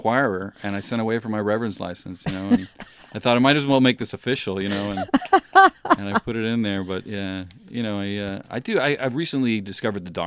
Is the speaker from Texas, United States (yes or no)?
no; Hawaii, United States; moved away; also born or lived in New York; I grew up in Hawaii